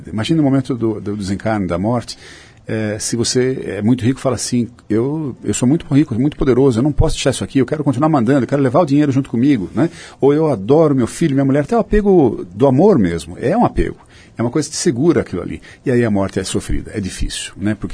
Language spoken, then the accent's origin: Portuguese; Sorocaba, São Paulo, Brazil; eu sou de Sorocaba e nós somos do mesmo ano que você citou, inclusive.